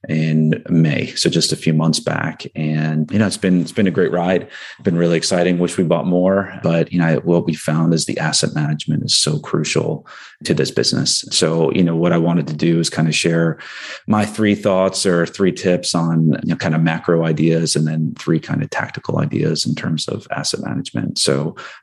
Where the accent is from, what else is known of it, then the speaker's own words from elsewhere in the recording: New Jersey, United States; I grew up in New Jersey